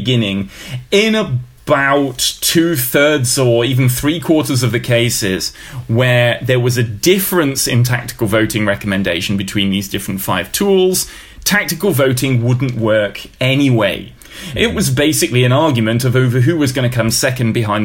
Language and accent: English; United Kingdom; moved away; a Brit living outside of the UK